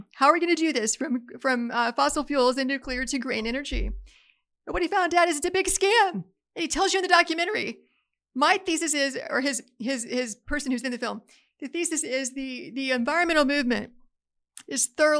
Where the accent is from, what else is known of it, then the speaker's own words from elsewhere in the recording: Appalachia, United States; I grew up in Appalachia. We always had a freezer full of game because it supplemented the food bill.